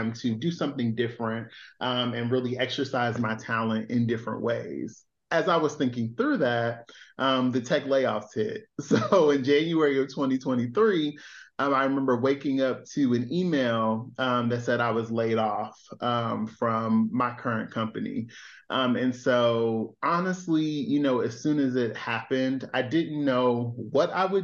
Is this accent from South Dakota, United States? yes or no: no; Chicago, Illinois, United States; moved away as an adult; also born or lived in Philadelphia; I was born and raised in Chicago